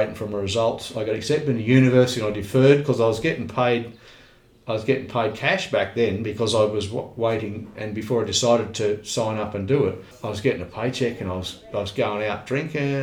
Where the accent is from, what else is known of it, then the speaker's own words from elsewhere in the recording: Australia; I'm a red-blooded Aussie